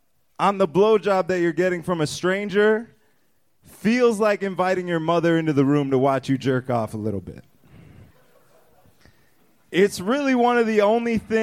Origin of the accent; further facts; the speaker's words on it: Chicago, Illinois, United States; now in Houston, United States; I'm from Chicago, but I live in Houston now